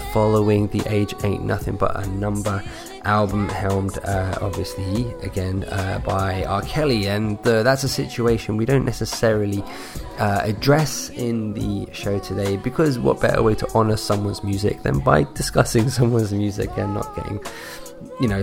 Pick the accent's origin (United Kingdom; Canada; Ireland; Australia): United Kingdom; London; I'm from London in the UK